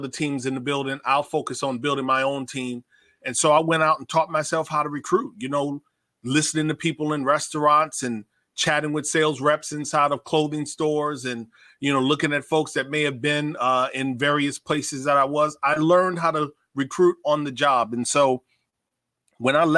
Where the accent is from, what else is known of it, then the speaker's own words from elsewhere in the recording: Davenport, Iowa, United States; I grew up in Davenport, Iowa, so like I absolutely know what it's like to deal with a Midwest winter